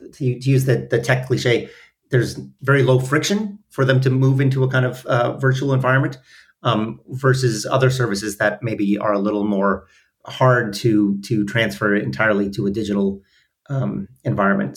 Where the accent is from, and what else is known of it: Minneapolis, Minnesota, United States; born or raised there